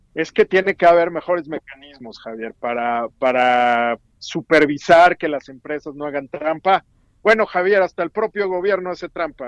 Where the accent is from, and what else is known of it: Mexico